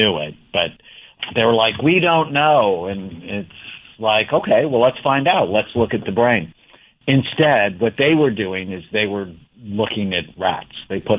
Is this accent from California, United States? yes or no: yes; California, United States; So I grew up in Southern California. I'm one of seven children.